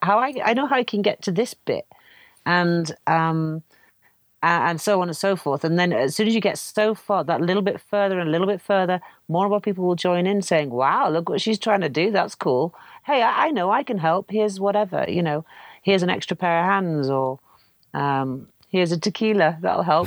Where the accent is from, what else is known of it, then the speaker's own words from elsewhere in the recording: North Wales, United Kingdom; also born or lived in Canada; I grew up in Wales